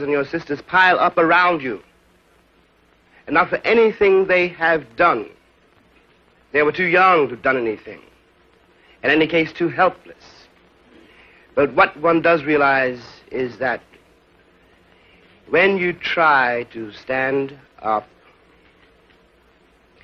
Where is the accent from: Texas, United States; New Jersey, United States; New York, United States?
New York, United States; New York City; my school really was the streets of New York City.